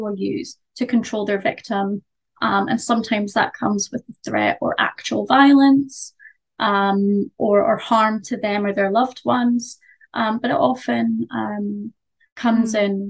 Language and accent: English; Glasgow, Scotland, United Kingdom; I'm from Glasgow